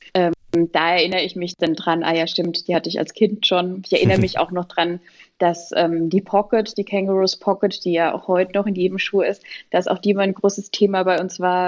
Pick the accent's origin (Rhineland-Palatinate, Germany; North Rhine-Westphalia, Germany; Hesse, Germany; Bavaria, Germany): Rhineland-Palatinate, Germany; Pirmasens; ich komme aus Pirmasens